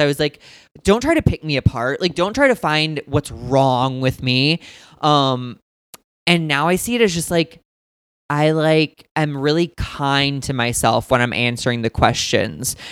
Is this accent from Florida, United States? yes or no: no; St. Louis, Missouri, United States; also born or lived in Indiana; I'm from St. Louis, Missouri